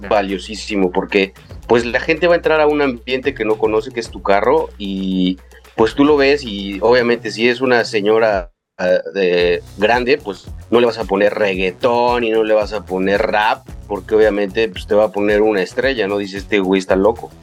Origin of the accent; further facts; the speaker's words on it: Mérida, Yucatán, Mexico; also born or lived in Mexico City; yo nací en la Ciudad de México, pero a los ocho años mi familia se vino a vivir aquí a Mérida, Yucatán, y pues soy aquí yucateco desde entonces